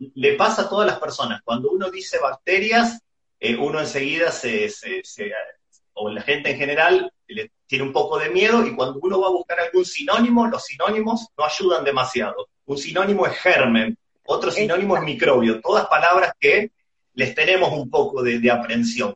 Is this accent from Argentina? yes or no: yes; Argentina; como argentino a mí me llena de orgullo